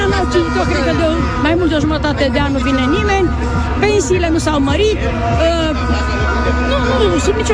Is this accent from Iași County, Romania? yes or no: no; Bucharest, Romania; sunt din București, dar nu se mai poate sub nicio formă